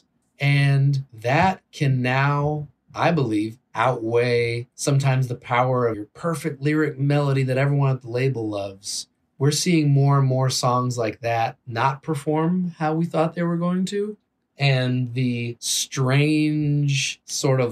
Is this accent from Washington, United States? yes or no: no; Bay Area, California, United States; I grew up in the Bay Area where you have kids listening to hip hop right next to the punkers and the metalheads